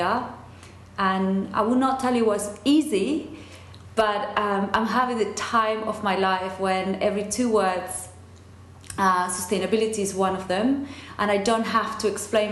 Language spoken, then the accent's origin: English; Argentina; English is a second language; moved away as an adult; now in England, United Kingdom; I was born and brought up in dictatorship in Argentina.